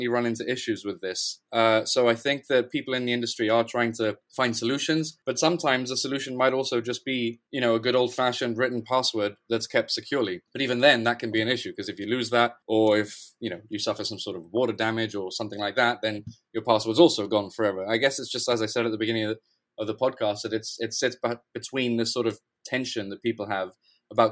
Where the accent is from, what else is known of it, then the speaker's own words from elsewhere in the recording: Gibraltar; moved away as an adult; now in London, United Kingdom; I'm originally from Gibraltar. I've been living in London for about a year now.